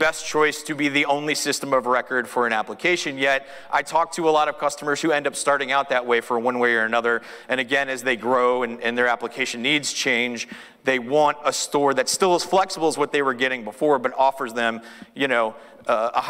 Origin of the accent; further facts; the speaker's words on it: Austin, Texas, United States; I'm from Austin, Texas